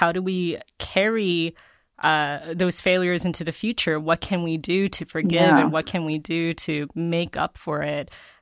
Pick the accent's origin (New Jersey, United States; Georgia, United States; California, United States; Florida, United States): Georgia, United States; I'm from Georgia